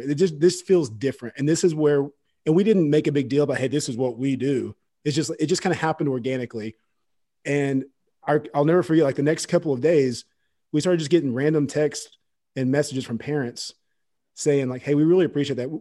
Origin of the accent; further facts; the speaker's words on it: Fort Gibson, Oklahoma, United States; I grew up in Fort Gibson, Oklahoma